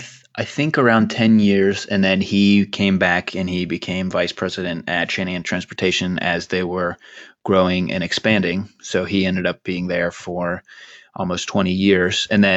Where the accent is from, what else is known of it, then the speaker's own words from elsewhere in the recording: Poughkeepsie, New York, United States; born there; and I was born in Poughkeepsie, New York, because my dad was, I don't think he was in engineering at IBM.